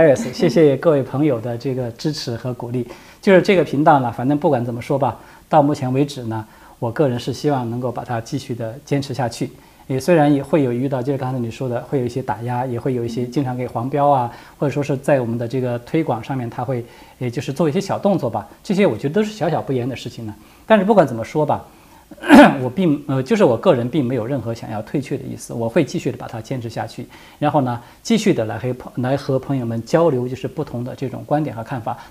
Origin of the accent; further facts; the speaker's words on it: Sichuan, China; 就是因为我是四川人嘛，刚才跟大家说了